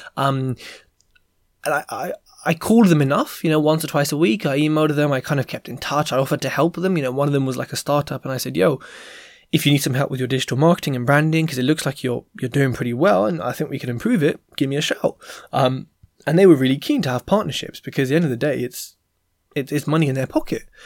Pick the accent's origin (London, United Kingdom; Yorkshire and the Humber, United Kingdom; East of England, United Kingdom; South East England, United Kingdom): London, United Kingdom; I'm from London, West London at Heathrow Airport.